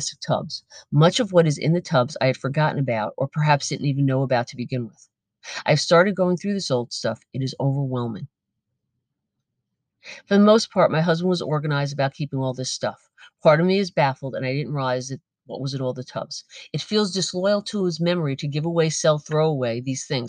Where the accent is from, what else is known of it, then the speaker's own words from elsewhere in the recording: United States; I am an American